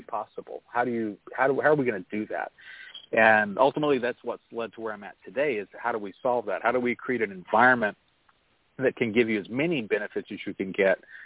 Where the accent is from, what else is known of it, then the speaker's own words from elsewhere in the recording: Oklahoma, United States; growing up in Oklahoma, both sides of my family go back multiple generations